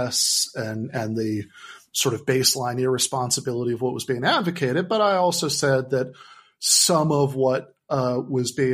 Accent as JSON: {"language": "English", "region": "Michigan", "country": "United States", "tie": "born or raised there", "said": "my home state, Michigan"}